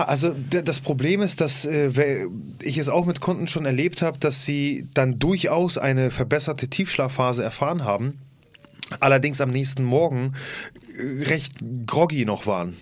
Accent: Poland; Für mich als Pole

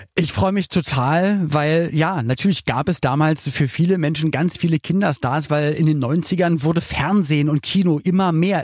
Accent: Berlin, Germany; ich komme komm ja aus Berlin

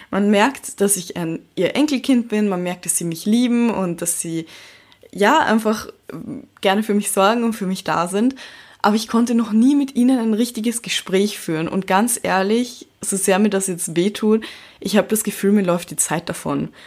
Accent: Vienna, Austria; born there; Ich bin mixed und ich wurde in Wien geboren und mir wurde Chinesisch nicht beigebracht, seitdem ich ein kleines Baby war.

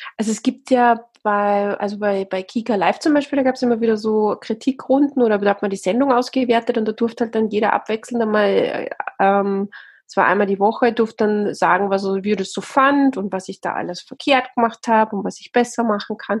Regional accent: Austria; accent: Austrian; moved away as an adult; also born or lived in South Africa; now in Bavaria, Germany; eigentlich bin ich Österreicherin, also meine Eltern sind beide Österreicher und dann haben sich die irgendwann mal getrennt und dann bin ich in, äh, in Österreich aufgewachsen

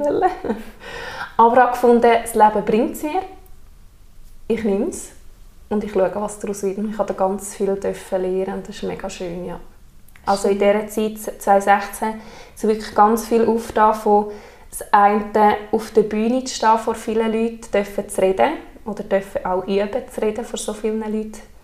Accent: Alpnach, Obwalden, Switzerland; komme von Alpnach und bin 27

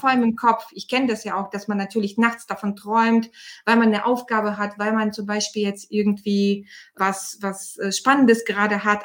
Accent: Bulgaria; now in Germany; ich bin Bulgarin ursprünglich. Ich bin seit 91 in Deutschland

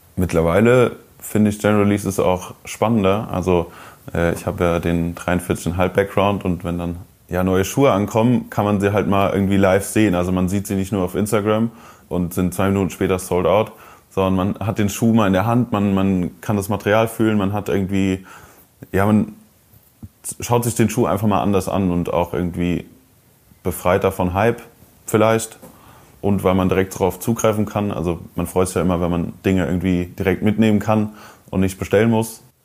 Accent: Koblenz, Rhineland-Palatinate, Germany; moved away; in meiner Heimatstadt Koblenz

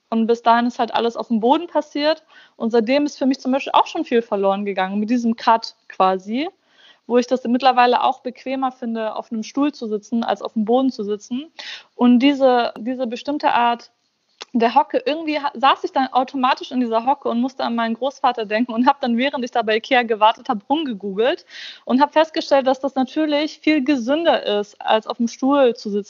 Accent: Germany; Also in meiner Heimatstadt in Deutschland, wo ich aufgewachsen bin quasi

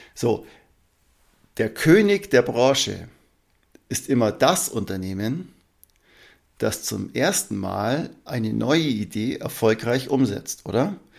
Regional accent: Allgäu, Germany; bei uns im Allgäu

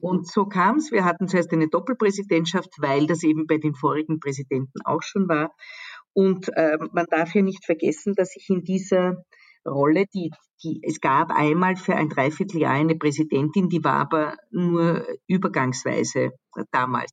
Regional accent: Vienna, Austria; ich war aus Wien

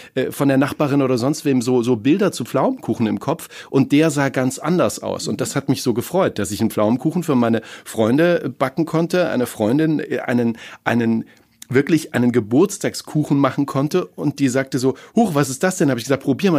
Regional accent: East Germany, Germany; now in Cologne, Germany; ich bin in der DDR groß geworden

